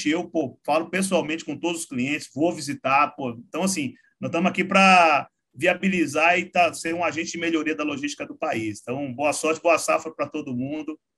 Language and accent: Portuguese; Salvador, Bahia, Brazil; also born or lived in Uberlândia; now in São Paulo, Brazil; Eu sou de lá de Salvador, sou nascido e criado lá mas já tem uns 15 anos que eu estou em São Paulo. Passei sete anos em Uberlândia